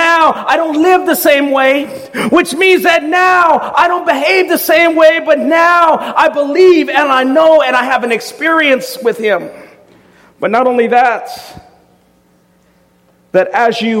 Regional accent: Southern California, United States; I grew up in Southern California

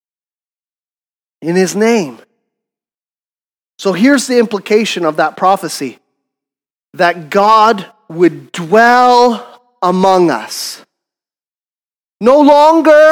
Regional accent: Canada; we're Canadian.

